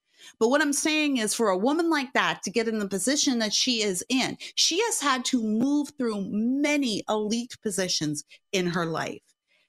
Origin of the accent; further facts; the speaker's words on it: California, United States; I'm a housewife from Southern California.